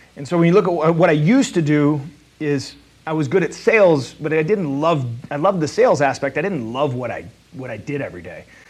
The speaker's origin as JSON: {"language": "English", "area": "South County", "region": "Missouri", "country": "United States", "said": "I'm a Hoosier from South County."}